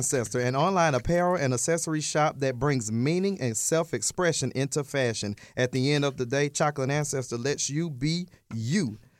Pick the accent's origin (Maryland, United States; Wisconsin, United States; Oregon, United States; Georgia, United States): Georgia, United States; Atlanta; also born or lived in Edgefield, South Carolina (family); In Central and South DeKalb. I grew up in South DeKalb.